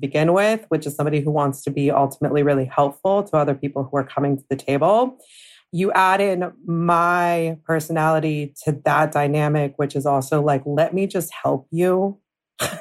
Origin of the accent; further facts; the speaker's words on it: Southern California, United States; I grew up in Southern California